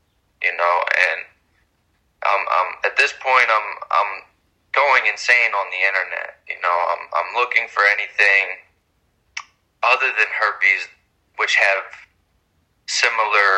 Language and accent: English; Philadelphia, Pennsylvania, United States; I was born and raised in Philadelphia